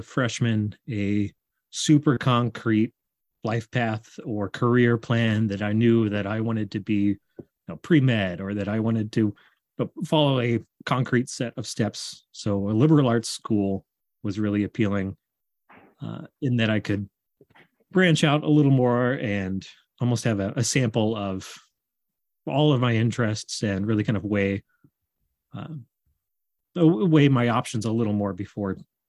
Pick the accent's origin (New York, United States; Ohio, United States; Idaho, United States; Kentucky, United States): Kentucky, United States; Lexington; moved away as an adult; also born or lived in Versailles, Kentucky; now in Portland, Maine, United States; I'm born and raised in Lexington, Kentucky, and then have spent since graduation the past few years moving up and down the East Coast.